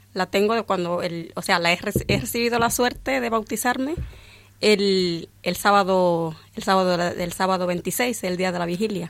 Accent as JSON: {"language": "Spanish", "country": "Dominican Republic", "tie": "born or raised there", "moved": "yes", "lives_now": "Valdemoro, Spain", "said": "yo nací en un, en un pueblo muy pequeño, allí en mi país, y en aquel pueblo no, no había iglesia."}